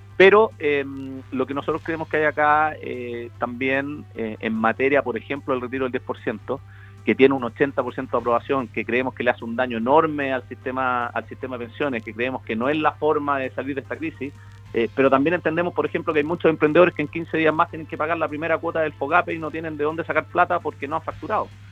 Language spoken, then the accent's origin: Spanish; Chile; como chilenos